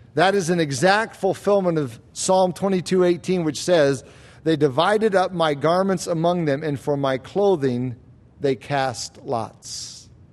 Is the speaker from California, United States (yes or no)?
no; Florida, United States; When I was a kid growing up in Florida